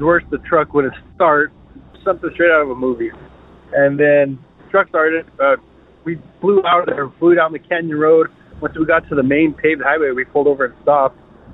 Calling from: Denver, Colorado, United States; also born or lived in Trinidad, Colorado; I'm calling from Denver, Colorado.

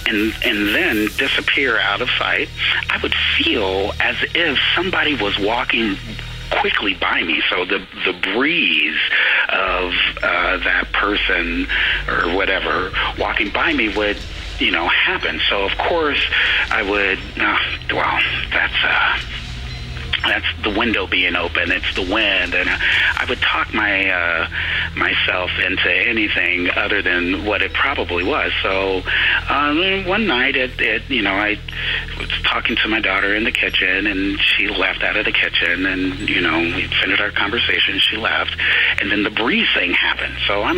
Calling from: Santa Rosa, California, United States; I'm calling from Santa Rosa, California.

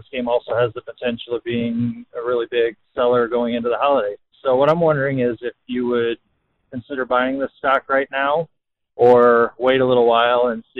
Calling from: Iowa, United States; I'm calling from Iowa

